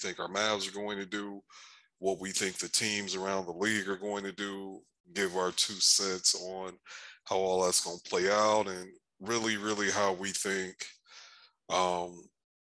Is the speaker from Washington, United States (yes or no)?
no; Michigan, United States; now in Dallas, United States; I know I'm from Michigan. I know I lived there half my life. I was a little kid that walked in the snow a little bit, walked to school in the snow